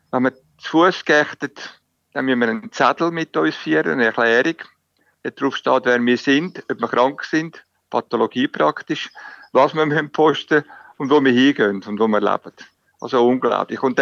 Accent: Switzerland; now in Italy; wie ich als Schweizer

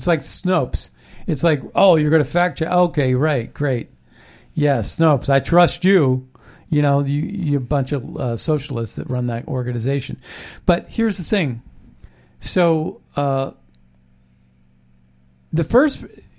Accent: Ohio Valley, United States; I remember growing up in the Ohio Valley, where I grew up, and all these steel plants and titanium plants and coal mines were controlled by the unions.

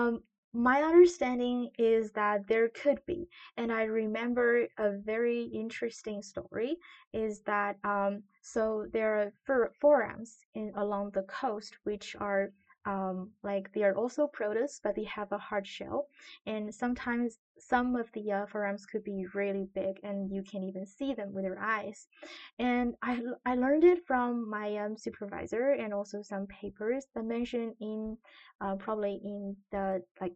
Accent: Qingdao, Shandong, China; moved away; I'm from China. The city is called Qingdao, which is a coastal city on the northeastern part of China.

